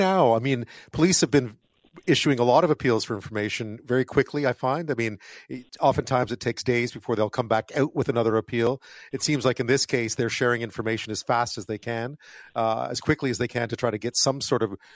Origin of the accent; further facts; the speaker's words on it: Montreal, Quebec, Canada; now in British Columbia, Canada; I grew up in Montreal during the biker wars